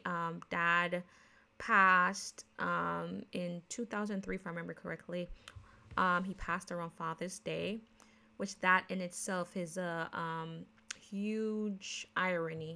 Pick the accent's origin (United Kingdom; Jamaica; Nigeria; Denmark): Jamaica; accent: Jamaican; now in United States; I am born, raised in Jamaican, but a naturalized American citizen. But because I grew up in Jamaica